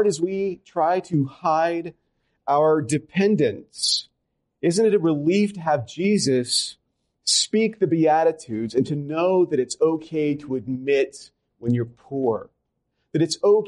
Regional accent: Louisiana, United States; I come from Louisiana. I'm a Southerner.

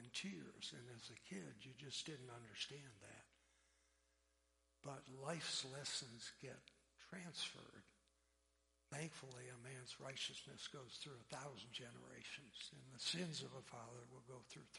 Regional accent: an island south of Detroit, Michigan, United States; also born or lived in Pennsylvania; I was born in Pennsylvania and sprinkled as an infant in a Presbyterian church. We moved to an island south of Detroit when I was a year old

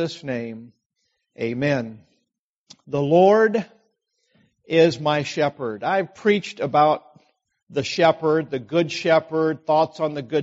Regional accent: Idaho, United States; I grew up in Idaho in farm country

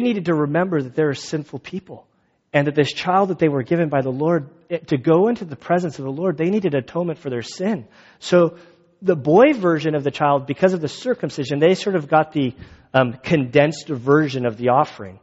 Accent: Valley Center, United States; I'm from Valley Center

